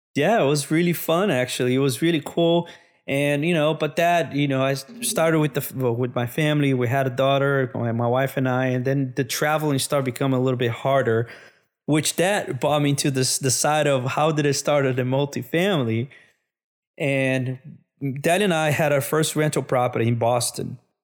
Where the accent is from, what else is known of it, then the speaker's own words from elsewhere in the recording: Brazil; moved away as an adult; also born or lived in São Paulo, Brazil / Minas Gerais, Brazil; now in United States; I'm from Brazil originally